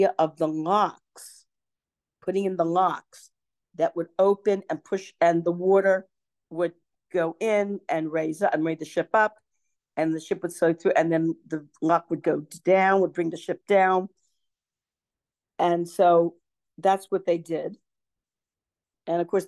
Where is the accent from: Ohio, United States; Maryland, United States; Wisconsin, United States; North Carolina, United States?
Maryland, United States; Baltimore; moved away; I was originally from Baltimore